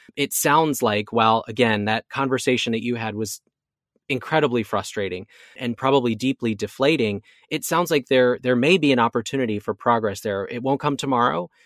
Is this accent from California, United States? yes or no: no; Oregon, United States; moved away as an adult; now in Orlando, United States; my home state of Oregon